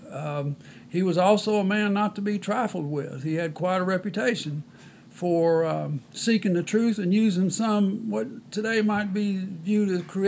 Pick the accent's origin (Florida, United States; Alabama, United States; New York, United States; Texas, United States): Texas, United States; Sealy; my hometown of Sealy, Texas.